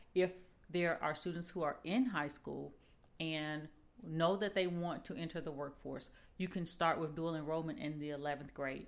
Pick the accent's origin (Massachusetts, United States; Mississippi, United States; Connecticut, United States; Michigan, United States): Mississippi, United States; now in Huntsville, United States; I am originally from Mississippi